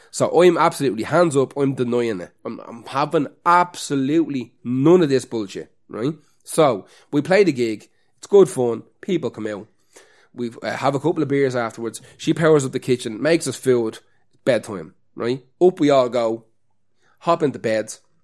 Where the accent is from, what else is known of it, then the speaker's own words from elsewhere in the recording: Ireland; as an Irish person